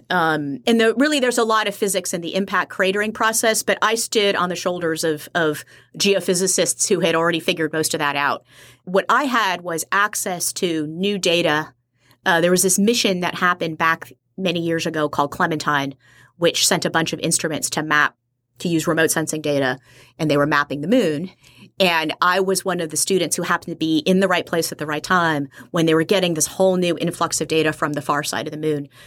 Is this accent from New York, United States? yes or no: no; Kailua, Hawaii, United States; up as an army brat all over the world, but a good chunk of, of my childhood and where I consider my hometown is uh, in Kailua, Hawaii.